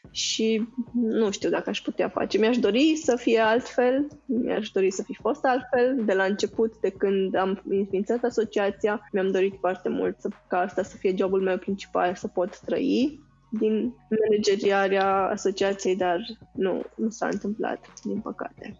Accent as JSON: {"language": "Romanian", "country": "Romania", "said": "noi ca români"}